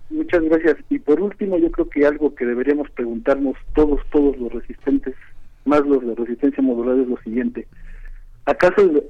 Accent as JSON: {"language": "Spanish", "region": "Matanzas", "country": "Cuba", "moved": "yes", "lives_now": "Mexico City, Mexico", "said": "Bueno, yo llamo de la Ciudad de México, pero más soy inmigrante, soy de Matanza, Cuba."}